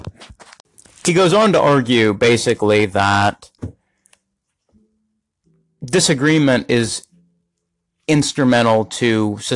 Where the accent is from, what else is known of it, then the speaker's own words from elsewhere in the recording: United States; as an American